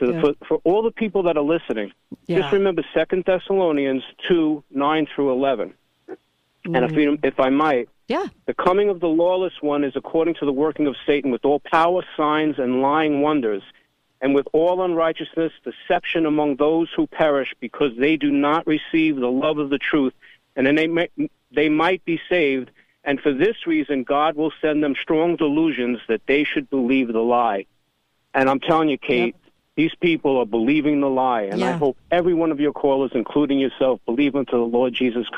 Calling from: New Jersey, United States; I'm calling from New Jersey.

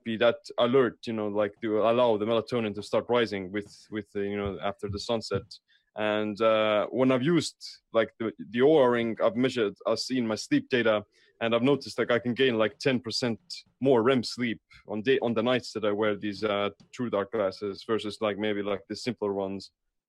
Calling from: Estonia; How's it going, Finland and United States? I'm coming here from Estonia.

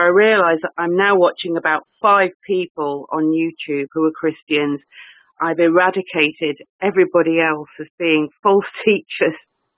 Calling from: England, United Kingdom; I'm in England.

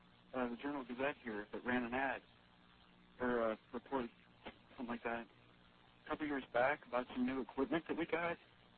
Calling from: Indiana, United States; I'm calling from Indiana.

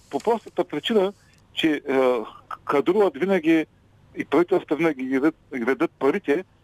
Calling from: Ruse, Ruse Province, Bulgaria; от Русе.

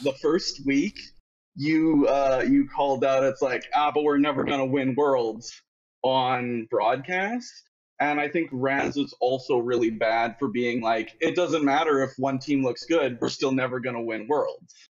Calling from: Winnipeg, Manitoba, Canada; I'm calling from Winnipeg, Manitoba

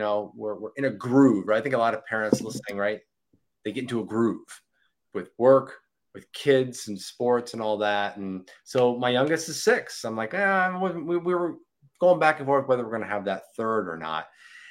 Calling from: Florida, United States; Florida, sunny Florida, South Florida, 8 minutes from the beach.

